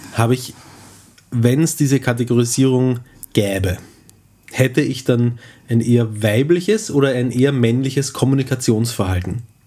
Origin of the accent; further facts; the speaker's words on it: Eastern Austria, Austria; es gibt sehr viel äh, äh, flaches Land auch in Österreich, gerade im Osten, wo wir herkommen